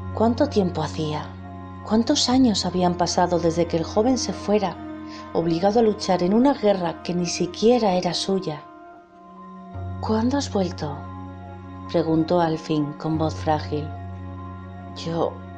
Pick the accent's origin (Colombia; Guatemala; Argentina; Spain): Spain; de España